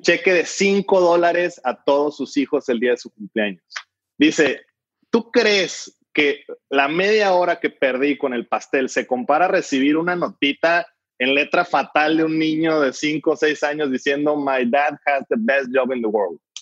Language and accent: Spanish; Mexico; como mexicanos